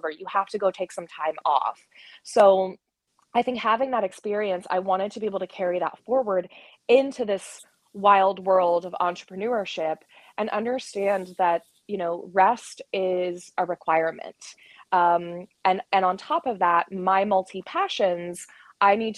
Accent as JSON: {"language": "English", "region": "West Virginia", "country": "United States", "tie": "born or raised there", "also_born_or_lived": "United Kingdom", "moved": "yes", "said": "I grew up in West Virginia, so we've got rivers at basically every border"}